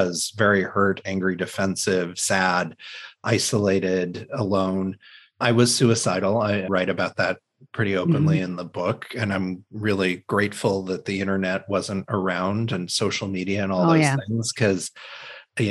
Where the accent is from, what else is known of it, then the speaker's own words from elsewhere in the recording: Indiana, United States; I grew up in the Midwest in a small town in Indiana. We had moved into that town